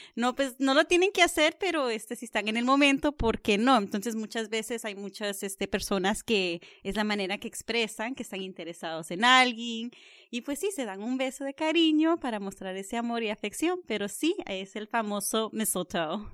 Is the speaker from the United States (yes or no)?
yes; North Carolina, United States; moved away; also born or lived in California / Virginia / Washington / Maryland; yo nací en California, pero me creé mm, eh, en Carolina del Norte y pues he vivido en Virginia, Washington, Maryland los últimos 17 años